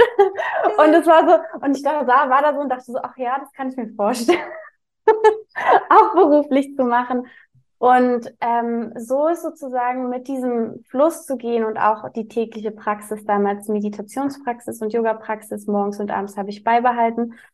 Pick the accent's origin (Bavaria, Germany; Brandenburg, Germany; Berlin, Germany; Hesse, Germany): Berlin, Germany; ich komme aus Berlin. Also ich wohne aktuell in Berlin, aber bin auch geboren in Berlin